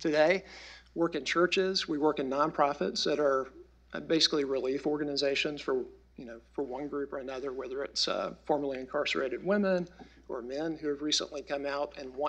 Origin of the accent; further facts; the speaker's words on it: the South, United States; we're all from the South, a region of the country that is always in poverty